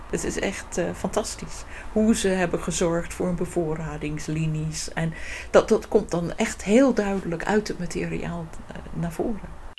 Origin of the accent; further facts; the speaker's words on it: England, United Kingdom; Dutch is a second language; moved away as an adult; now in Netherlands; Ik ben oorspronkelijk uit Engeland gekomen om in Nederland